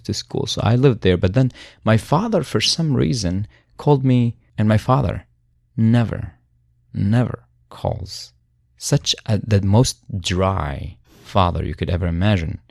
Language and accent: English; Syria; born or raised there; moved away